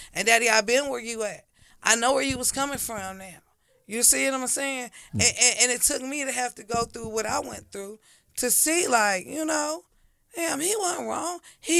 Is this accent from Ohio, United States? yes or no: yes; Dayton, Ohio, United States; Because we're from Dayton, Ohio. Houses cheap down there.